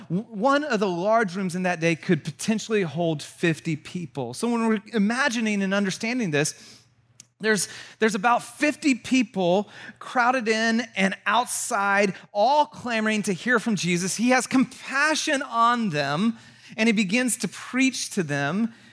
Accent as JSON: {"language": "English", "town": "Santa Cruz", "region": "California", "country": "United States", "also_born_or_lived": "Chicago / Georgia", "moved": "yes", "said": "We're both from Santa Cruz"}